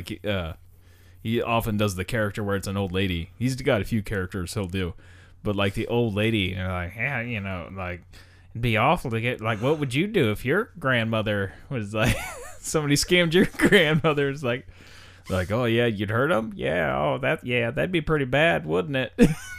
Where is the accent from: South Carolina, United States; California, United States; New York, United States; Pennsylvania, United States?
New York, United States; I am from New York.